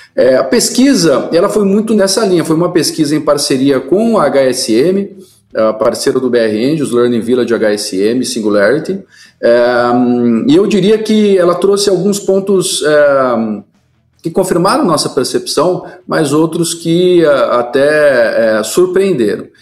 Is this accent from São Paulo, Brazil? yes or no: yes; Mogi das Cruzes, São Paulo, Brazil; A cidade onde eu nasci é Mogi das Cruzes interior de São Paulo